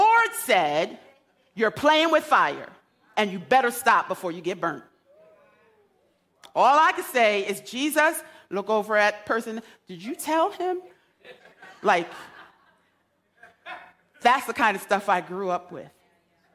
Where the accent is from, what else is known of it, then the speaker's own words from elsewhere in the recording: United States; I grew up in Beardsley Terrace